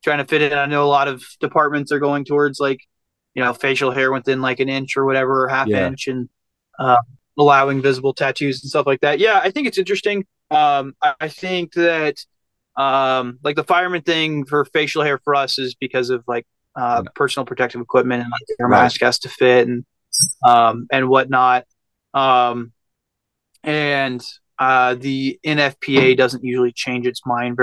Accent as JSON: {"language": "English", "town": "Abingdon", "region": "Virginia", "country": "United States", "tie": "born or raised there", "moved": "as an adult", "lives_now": "Las Vegas, United States", "said": "I grew up on a small town on the Virginia, West Virginia border, kind of between, but the closest town was like Abingdon, Virginia"}